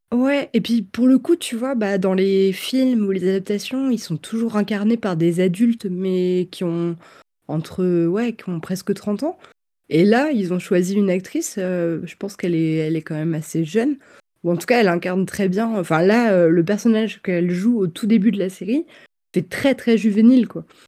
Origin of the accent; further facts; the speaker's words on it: Versailles, Île-de-France, France; enfin je suis pas née à Versailles mais j'ai grandi là-bas